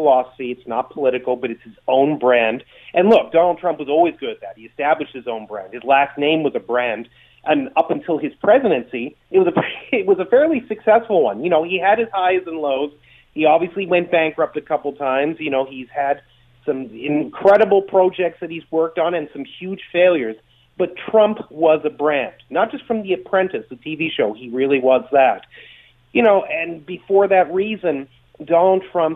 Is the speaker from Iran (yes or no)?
no; Canada